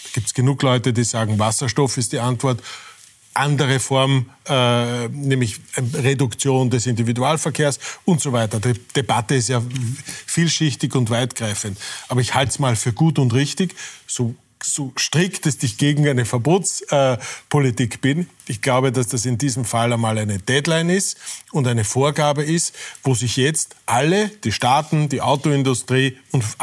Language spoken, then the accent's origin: German; Irdning, Styria, Austria; egal ob in äh, Irtning, meiner Heimatgemeinde, oder in Brüssel